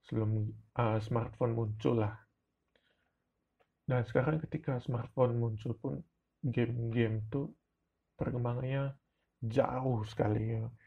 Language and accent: Indonesian; Ruteng, East Nusa Tenggara, Indonesia; first language Manggarai; Indonesian is a second language; Sebenarnya kata Lejong Sama ini berasal dari bahasa daerah saya, yaitu Manggerai Ruteng, yang artinya itu...